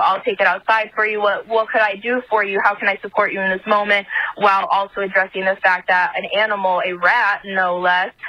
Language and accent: English; Michigan, United States; I'm from Michigan.